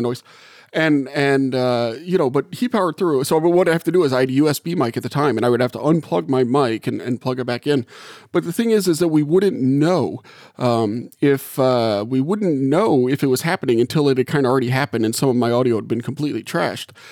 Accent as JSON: {"language": "English", "region": "Gulf South", "country": "United States", "tie": "born or raised there", "moved": "as an adult", "lives_now": "South Bend, United States", "said": "I grew up in the Gulf South and, and just moved here"}